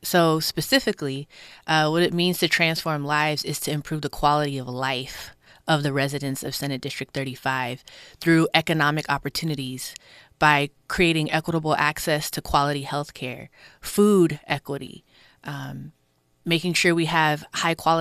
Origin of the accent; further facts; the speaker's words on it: Willowbrook, California, United States; I'm from this district. I'm from Willowbrook. I was born in Ujima Village, which was a housing development.